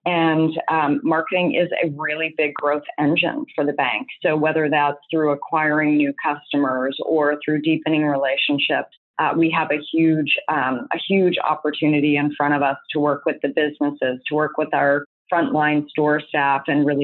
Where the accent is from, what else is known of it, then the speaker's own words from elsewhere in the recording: United States; also born or lived in Canada; I'm American.